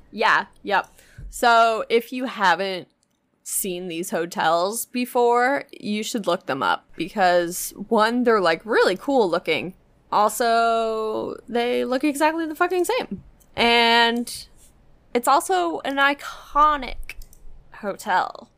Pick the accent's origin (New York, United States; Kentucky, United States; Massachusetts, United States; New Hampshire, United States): New Hampshire, United States; I grew up in New Hampshire